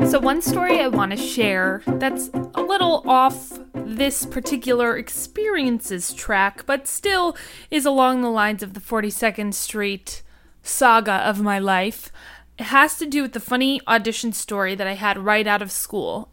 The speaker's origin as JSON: {"language": "English", "town": "Harrison", "region": "New York", "country": "United States", "said": "I am from Harrison, New York. So I live just a forty-five minute train ride away from New York City"}